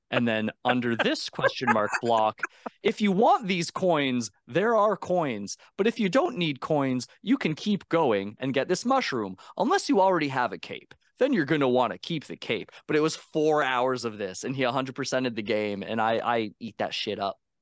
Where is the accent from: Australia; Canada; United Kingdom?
Canada; I'm Canadian